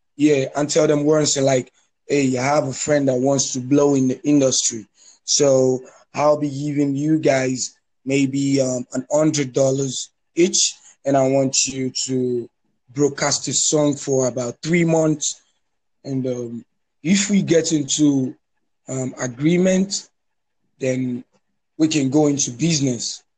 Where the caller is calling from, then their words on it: Lagos, Nigeria; I'm calling you from Lagos, Nigeria